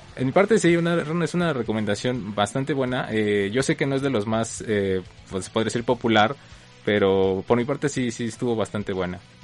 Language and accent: Spanish; Mexico